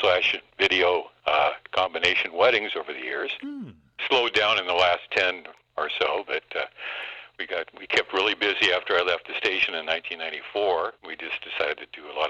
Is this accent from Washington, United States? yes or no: yes; Seattle, Washington, United States; also born or lived in Montana / Idaho; Born and raised in Seattle